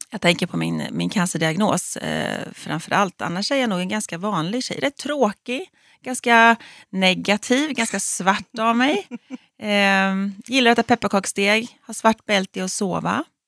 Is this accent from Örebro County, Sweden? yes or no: yes; Fjugesta, Örebro County, Sweden; moved away as an adult; now in Stockholm, Sweden; Jag är ju född och uppvuxen i Fjugesta som ligger utanför Örebro